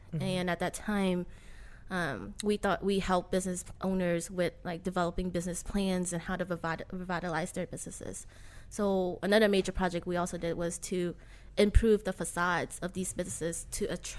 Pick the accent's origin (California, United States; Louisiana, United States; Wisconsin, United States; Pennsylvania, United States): Louisiana, United States; New Orleans; I was born and raised in New Orleans East, yes.